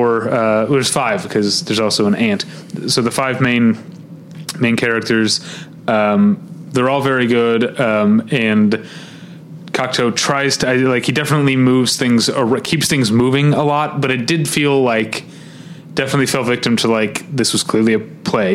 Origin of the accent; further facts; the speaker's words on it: St. Louis, Missouri, United States; now in Los Angeles, United States; I grew up in St. Louis at a time when there were three Landmark theaters there.